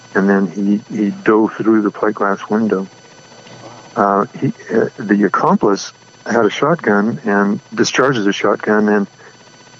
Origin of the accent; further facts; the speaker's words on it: Farmington, New Mexico, United States; now in Gallup, United States; I grew up in Farmington. It's about 120 miles north of Gallup